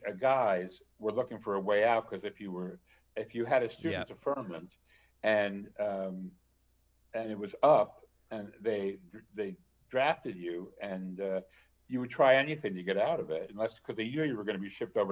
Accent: New Jersey, United States; moved away; also born or lived in Ohio / Chicago; I'm from New Jersey

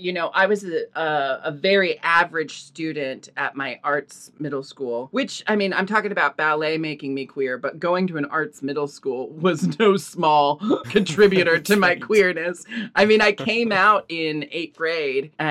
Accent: Portland, Oregon, United States; Growing up in Portland

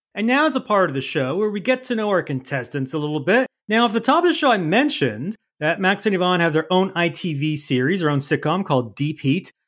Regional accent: Canada; I'm not that up on my U.S. history because I'm Canadian.

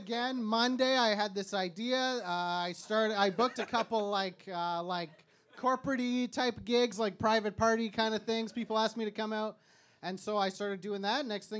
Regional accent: Memphis, Tennessee, United States; I am from Memphis, Tennessee

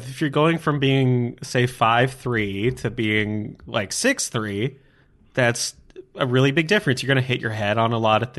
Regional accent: Netherlands; So, I was raised in the Netherlands, where the people are, on average, the tallest people in the world.

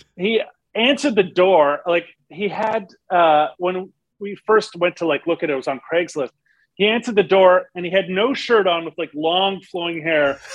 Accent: Montreal, Quebec, Canada; I'm from Montreal, so I thought my French would be a lot better

